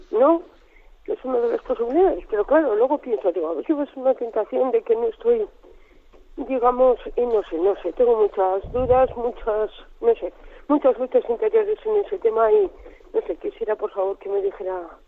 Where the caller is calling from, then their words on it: Logroño, La Rioja, Spain; Vamos a ver, mire, buenos días … de Logroño.